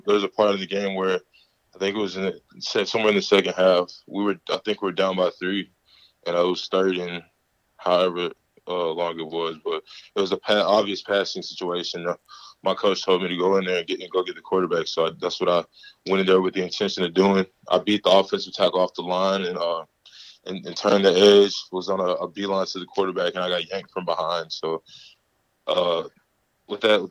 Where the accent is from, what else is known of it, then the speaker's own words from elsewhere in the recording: Mobile, Alabama, United States; South Alabama because that's my hometown school